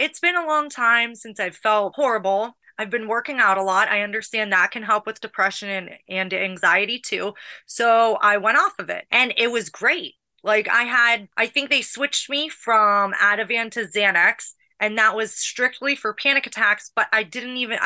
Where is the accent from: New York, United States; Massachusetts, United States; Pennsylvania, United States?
Pennsylvania, United States; Pittsburgh; also born or lived in Los Angeles; now in Sandy Springs, United States; I grew up in Pittsburgh, Pennsylvania